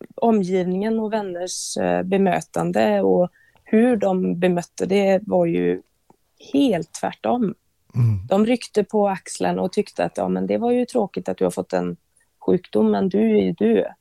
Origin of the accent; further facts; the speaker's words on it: Bovallstrand, Västra Götaland, Sweden; jag är uppvuxen på västkusten, Bohuslän, eh, i ett litet eh, fiskesamhälle som heter Bovastrand.